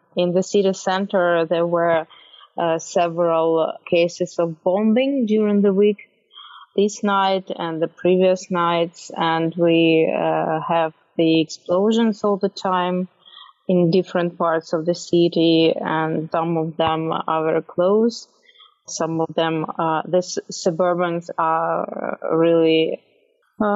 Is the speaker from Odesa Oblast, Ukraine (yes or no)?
no; Kyiv, Ukraine; it's my hometown